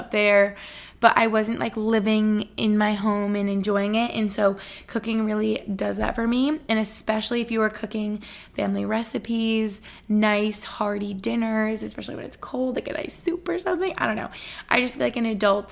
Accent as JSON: {"language": "English", "town": "Albany", "region": "New York", "country": "United States", "tie": "born or raised there", "also_born_or_lived": "Boston", "moved": "yes", "lives_now": "Allentown, United States", "said": "Albany, New York, where I grew up"}